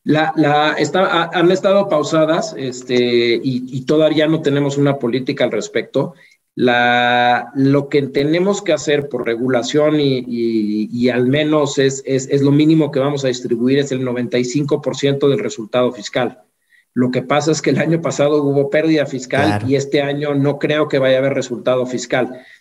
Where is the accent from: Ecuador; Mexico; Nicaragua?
Mexico; como mexicano, la situación en la que vivimos